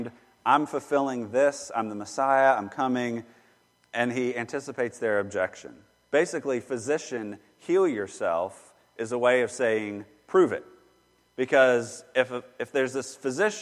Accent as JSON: {"language": "English", "town": "Charlotte", "region": "North Carolina", "country": "United States", "tie": "born or raised there", "said": "Growing up in Charlotte"}